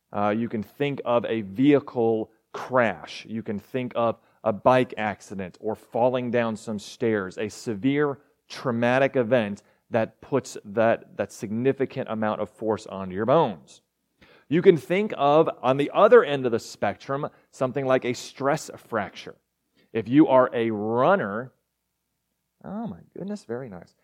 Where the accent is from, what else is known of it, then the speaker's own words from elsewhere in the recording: Arkansas, United States; also born or lived in Texas; I was born in Texas, don't remember it, raised in Arkansas, remember that.